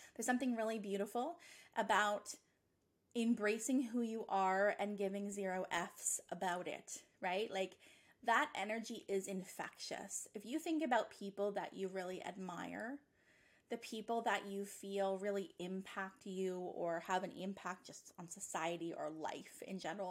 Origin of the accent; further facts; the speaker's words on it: Nova Scotia, Canada; moved away as an adult; now in Ontario, Canada; I'm from Nova Scotia, but I've been living in Ontario for 10 years this summer.